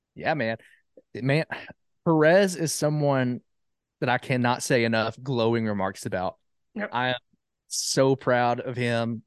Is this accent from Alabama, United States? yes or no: yes; Jasper, Alabama, United States; moved away as an adult; now in Huntsville, United States; I'm originally from Jasper, Alabama.